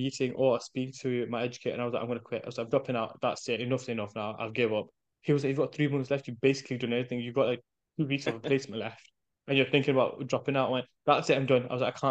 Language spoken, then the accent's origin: English; United Kingdom; first language English; my native tongue, English, but my mother's native tongue, which is Urdu and Punjabi, right? So I'm like, oh, I understand it, but I'm not confident speaking in it because I've been brought up here